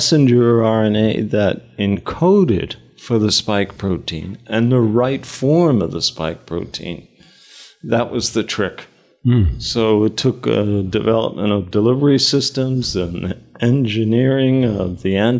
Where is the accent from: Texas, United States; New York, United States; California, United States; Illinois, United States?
New York, United States; New York City; moved away as an adult; also born or lived in United Kingdom; I grew up in Queens, and my father ran a delicatessen